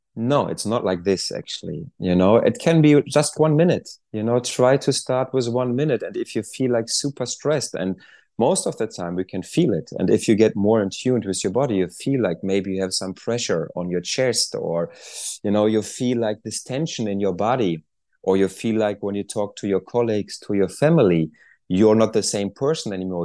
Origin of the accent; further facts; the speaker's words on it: Germany; moved away as an adult; I'm originally from Germany